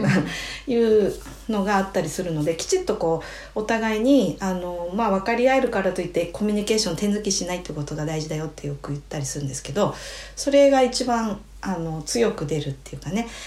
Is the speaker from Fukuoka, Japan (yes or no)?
no; Hokkaido, Japan; 私たち北海道民